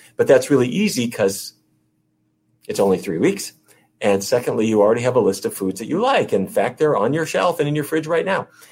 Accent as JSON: {"language": "English", "region": "North Dakota", "country": "United States", "tie": "born or raised there", "said": "North Dakota, where I grew up"}